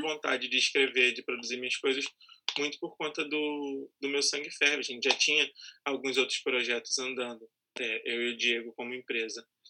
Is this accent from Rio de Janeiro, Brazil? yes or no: yes; São Gonçalo, Rio de Janeiro, Brazil; eu sou lá de São Gonçalo